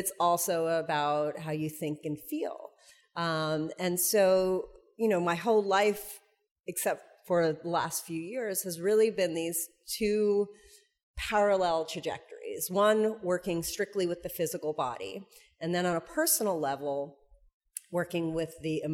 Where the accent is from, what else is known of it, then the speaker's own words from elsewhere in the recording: New York, United States; I'm from New York.